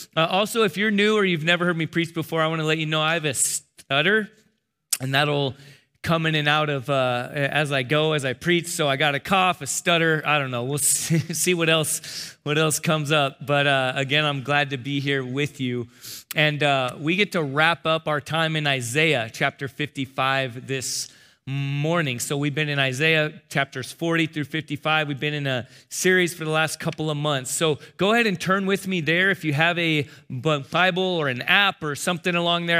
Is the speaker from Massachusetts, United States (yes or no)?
no; San Diego, California, United States; I'm from San Diego